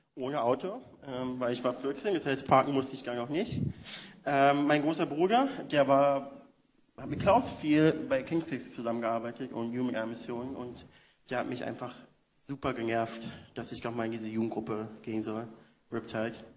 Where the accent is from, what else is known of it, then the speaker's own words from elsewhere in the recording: Berlin, Germany; moved away as an adult; now in San Francisco, United States; bin Berliner, geboren, aufgewachsen in Wedding und äh, bin jetzt seit vier Jahren in San Francisco